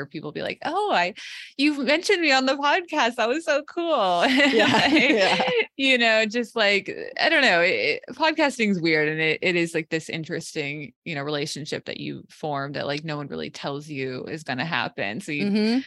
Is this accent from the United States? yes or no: yes; United States; as an American